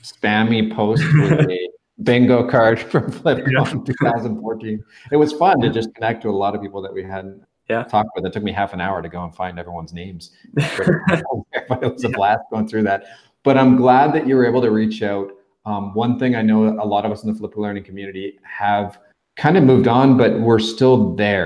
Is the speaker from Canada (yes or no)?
yes; Canada; now in Mexico; I've got that benefit of being a Canadian that lives in Mexico